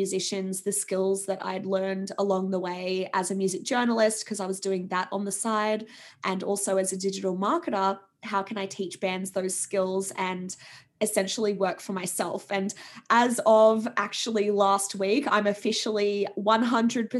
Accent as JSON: {"language": "English", "town": "Sydney", "region": "New South Wales", "country": "Australia", "tie": "born or raised there", "moved": "yes", "said": "I was in a corporate role back in my hometown of Sydney"}